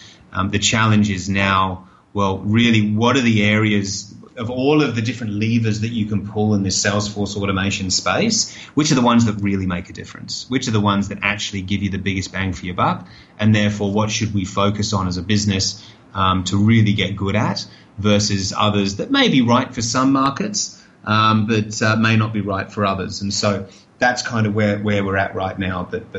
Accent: Australia; You know, I'm Australian, right? So if you're down on Bondi Beach, you're going to sell more water in summer than you do in winter.

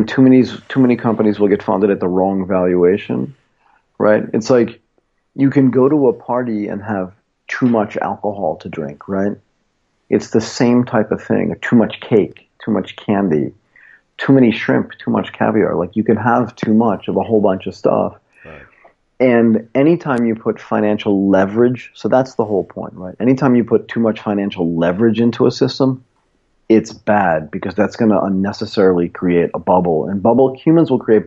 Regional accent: United States; moved away as an adult; also born or lived in Tokyo, Japan; now in Bangkok, Thailand; I grew up in Boston, Connecticut, and then spent most of my adult life in Tokyo

